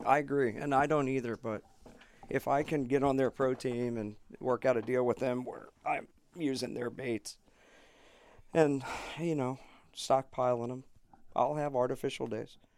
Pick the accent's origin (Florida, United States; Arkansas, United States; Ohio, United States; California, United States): Florida, United States; Fort Lauderdale; also born or lived in Chokoloskee, Florida; I grew up on the East Coast of, in Pompano and Fort Lauderdale